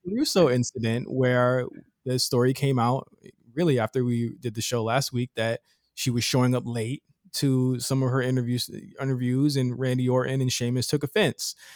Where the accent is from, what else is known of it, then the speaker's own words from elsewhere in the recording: Virginia, United States; I'm from, uh, Virginia